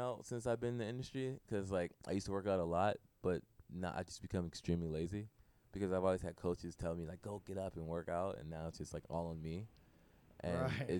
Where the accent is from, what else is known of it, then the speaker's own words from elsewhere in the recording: Inglewood, California, United States; I'm from Inglewood, California. Cool. Born and raised.